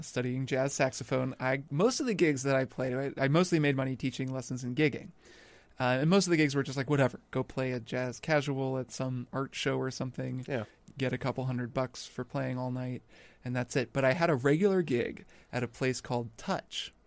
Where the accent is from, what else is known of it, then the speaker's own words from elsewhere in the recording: Indiana, United States; moved away; I grew up in Indiana